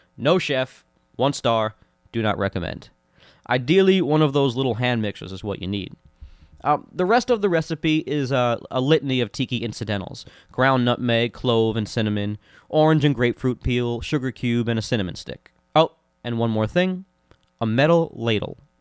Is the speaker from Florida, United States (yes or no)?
yes; Orlando, Florida, United States; growing up in Orlando, Florida